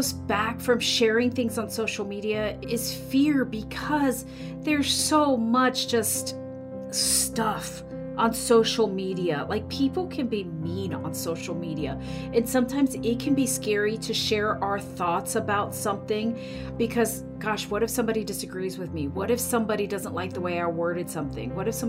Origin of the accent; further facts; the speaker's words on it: Florida, United States; also born or lived in Miami; So I am originally from Miami, Florida. Oh. So I was born there, and then I grew up in the Florida Keys.